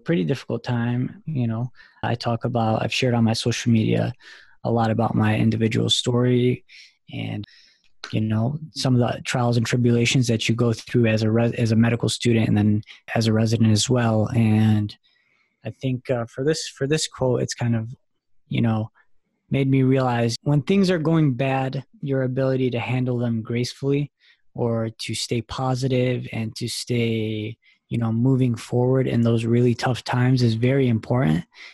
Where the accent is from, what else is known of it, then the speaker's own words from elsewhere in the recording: Dearborn Heights, Michigan, United States; moved away as an adult; also born or lived in East Lansing, Michigan; now in Boston, United States; I'm actually from a small, decently sized town called Dearborn, Michigan, Dearborn Heights, Michigan. I grew up there, was born and raised there